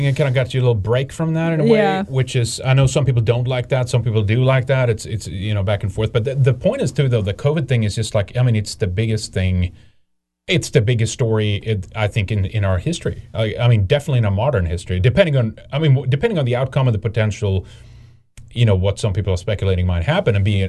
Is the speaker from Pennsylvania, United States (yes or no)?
yes; Pennsylvania, United States; I mean, I'm from Pennsylvania